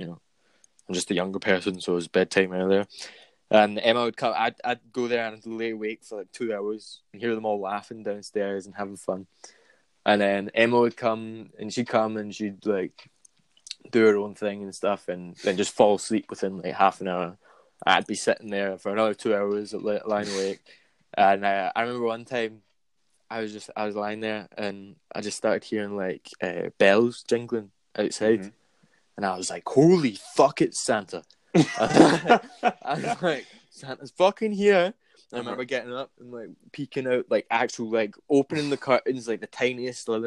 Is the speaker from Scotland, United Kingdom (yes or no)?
yes; Glasgow, Scotland, United Kingdom; I grew up in Govan and then I moved to the west end of Glasgow.